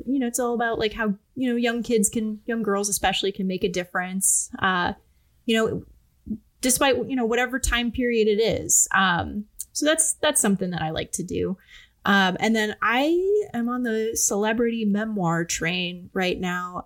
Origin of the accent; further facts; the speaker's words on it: Cleveland, Ohio, United States; I'm from the Cleveland area